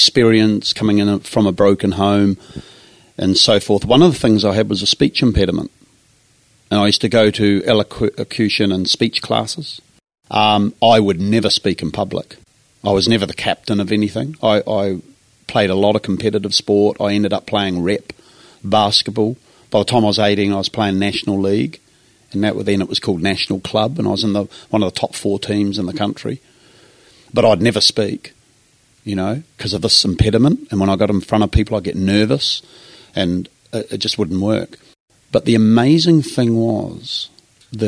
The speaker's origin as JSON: {"language": "English", "country": "New Zealand", "tie": "born or raised there", "also_born_or_lived": "Napier, New Zealand", "accent": "Kiwi", "moved": "as an adult", "lives_now": "Brisbane, Australia", "said": "I am a Kiwi"}